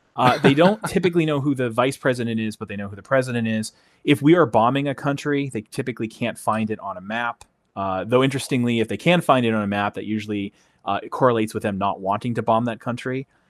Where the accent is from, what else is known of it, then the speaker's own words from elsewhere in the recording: New England, United States; moved away; I'm from the New England area of uh, of United States. I don't live there now, but that's where I'm from. I still think of myself as a New Englander